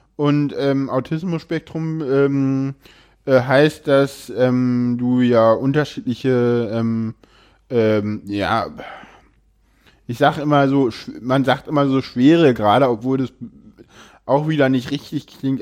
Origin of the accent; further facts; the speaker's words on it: Berlin, Germany; ich komme aus Berlin